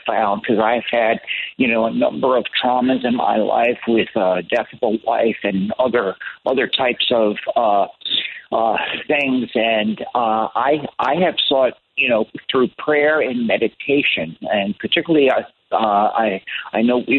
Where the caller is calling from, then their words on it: St. Petersburg, Florida, United States; I'm calling in from St. Petersburg, Florida, and I'm looking out on Tampa Bay